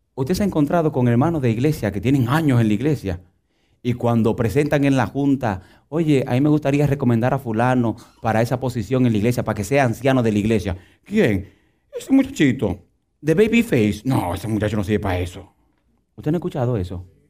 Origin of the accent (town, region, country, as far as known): Dominican Republic; moved away